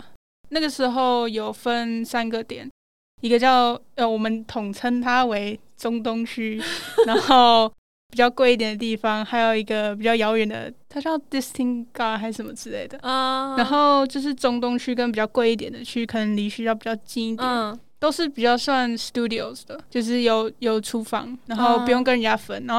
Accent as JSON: {"language": "Chinese", "country": "United States", "tie": "born or raised there", "said": "然后因为我从小是住在美国。哦。后来就是有游学去加拿大，嗯，然后欧洲都还没去过"}